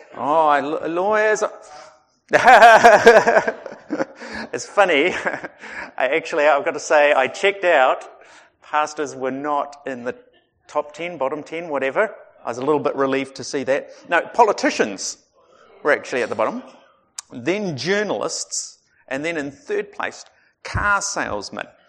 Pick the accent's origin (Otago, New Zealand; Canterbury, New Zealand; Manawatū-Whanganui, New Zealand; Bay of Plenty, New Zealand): Otago, New Zealand; I grew up in Otago